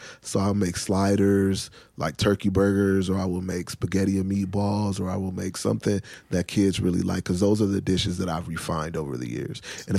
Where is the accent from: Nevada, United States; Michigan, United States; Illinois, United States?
Illinois, United States; Chicago; I've been cooking. I'm from Chicago, man.